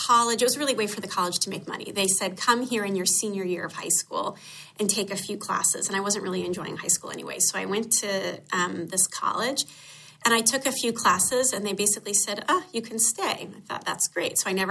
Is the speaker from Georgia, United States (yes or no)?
yes; Atlanta, Georgia, United States; Growing up in Atlanta, I had exposure to some issues of racism that were shocking to me